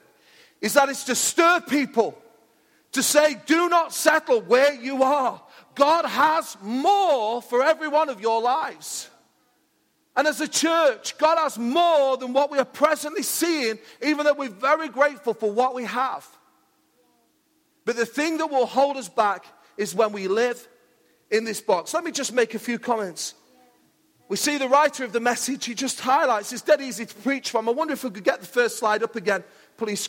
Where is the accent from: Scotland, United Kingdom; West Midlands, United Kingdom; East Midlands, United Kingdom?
East Midlands, United Kingdom; Mansfield; I'm from Mansfield